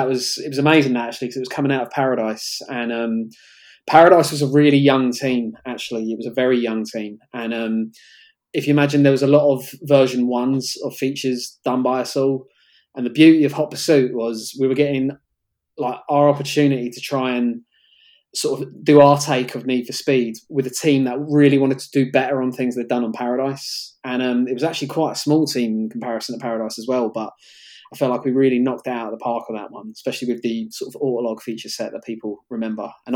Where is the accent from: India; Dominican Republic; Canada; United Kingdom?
United Kingdom; London; Cricklewood was my hometown in Northwest London